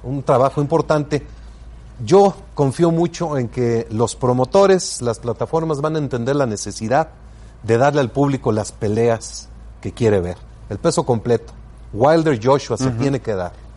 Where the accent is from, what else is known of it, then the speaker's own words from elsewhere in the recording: Mexico; yo soy orgullosamente mexicano